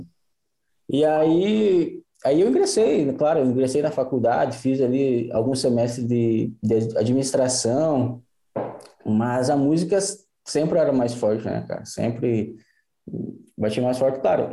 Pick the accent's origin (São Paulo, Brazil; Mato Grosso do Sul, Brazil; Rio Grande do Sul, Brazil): Rio Grande do Sul, Brazil; Santa Rosa; also born or lived in Florianópolis / Xanxerê; eu sou aqui do, do Noroeste, aqui, Santa Rosa.